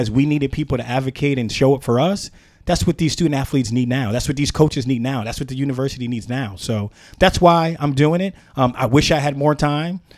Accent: Philadelphia, Pennsylvania, United States; growing up in Philadelphia

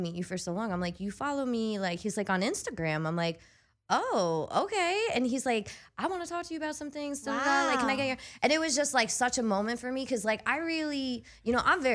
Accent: the Poconos, Pennsylvania, United States; moved away as an adult; also born or lived in Scranton, Pennsylvania; I grew up in the Poconos

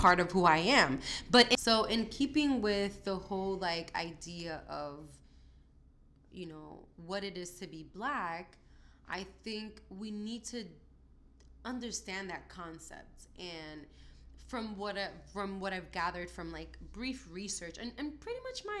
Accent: New York City, New York, United States; also born or lived in Dominican Republic; I was raised in Brooklyn

